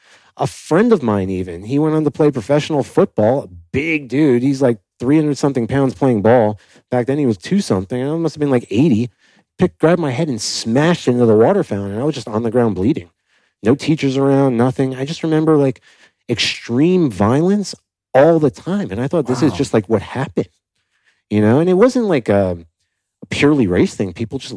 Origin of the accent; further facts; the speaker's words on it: Miami, Florida, United States; Yeah, I grew up in Miami